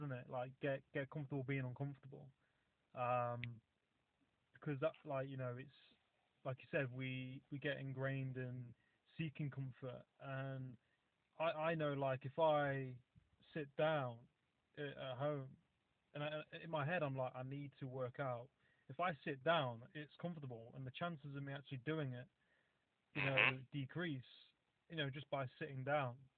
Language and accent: English; Nottingham, East Midlands, United Kingdom; also born or lived in coastal England; now in England; Originally I'm from Nottingham, so like the East Midlands